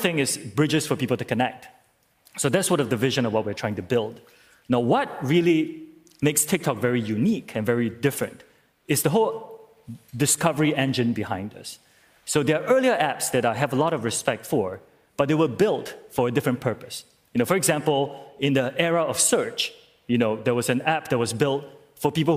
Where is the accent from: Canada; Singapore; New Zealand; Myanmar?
Singapore; I'm from Singapore